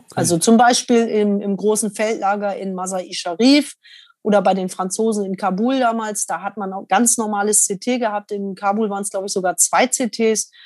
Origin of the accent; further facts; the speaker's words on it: Germany; als Deutscher